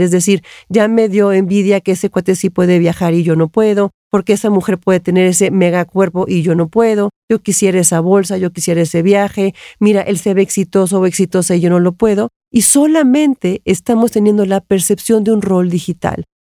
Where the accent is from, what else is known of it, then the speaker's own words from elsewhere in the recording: Mexico; yo soy mexicana